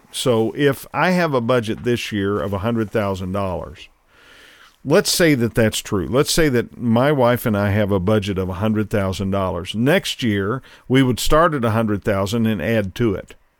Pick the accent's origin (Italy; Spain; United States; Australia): United States; as an American